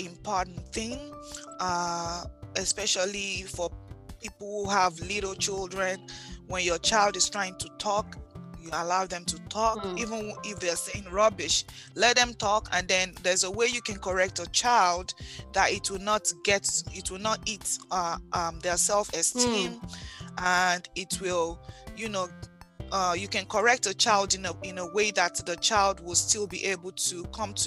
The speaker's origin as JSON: {"language": "English", "country": "Nigeria", "tie": "born or raised there", "said": "most of us growing up in Nigeria"}